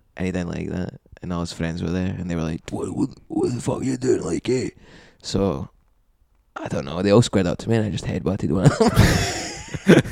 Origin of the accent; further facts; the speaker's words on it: Glasgow, Scotland, United Kingdom; I've been brought up as a Scottish person